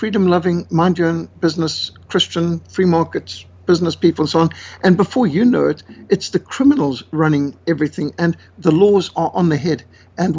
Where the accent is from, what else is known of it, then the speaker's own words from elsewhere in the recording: Zimbabwe; moved away; I was brought up in Rhodesia